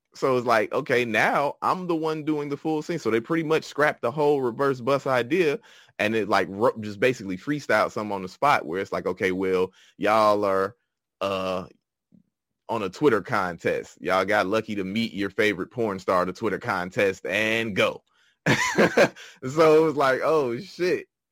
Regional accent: Chicago, Illinois, United States; Originally from Chicago, Illinois

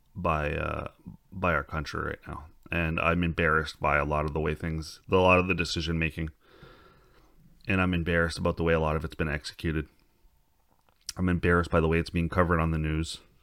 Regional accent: Canada; we're Canadian

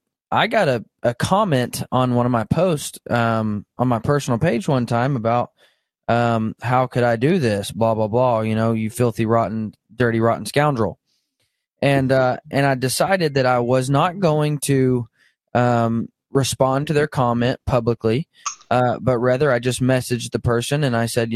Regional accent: Northwest Arkansas, United States; now in Kansas, United States; So I grew up in Northwest Arkansas, born and raised. It's where all my folks are from. Still live there. And, I grew up hunting those deer that only eat acorns. And then I moved to Kansas

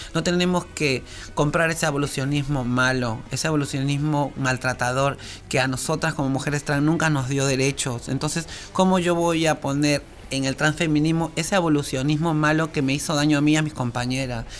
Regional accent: Peru; now in Argentina; soy de Perú

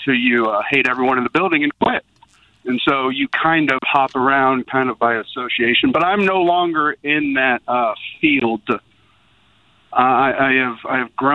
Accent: Dallas, Texas, United States; moved away as an adult; also born or lived in Sonoma / Palm Beach / Denver; now in St. Louis, United States; Originally, I'm from Dallas, Texas

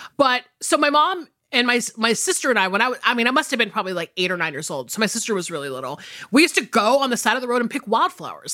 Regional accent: United States; also born or lived in Atlanta, Georgia / South Carolina; I grew up in the South, obviously, like, either between suburban Atlanta and rural South Carolina

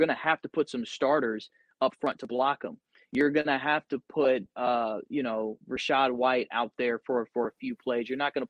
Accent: Atlanta, Georgia, United States; I'm from Atlanta, so I don't try to hide that.

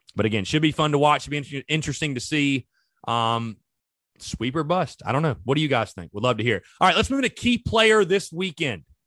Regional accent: North Augusta, South Carolina, United States; I'm from, like, the Gulf of Mexico, basically, North Augusta, South Carolina

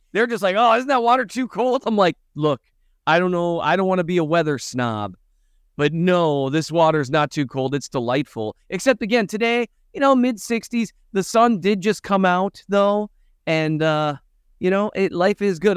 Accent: Minnesota, United States; moved away; I'm from Minnesota.

